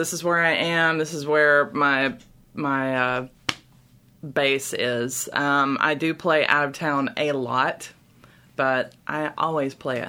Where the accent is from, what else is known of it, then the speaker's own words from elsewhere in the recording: Chattanooga, Tennessee, United States; I'm actually from Chattanooga, born and raised.